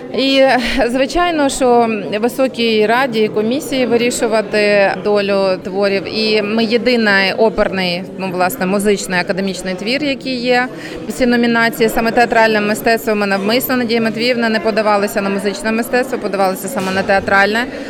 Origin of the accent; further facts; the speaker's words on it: Kyiv, Ukraine; я як киянка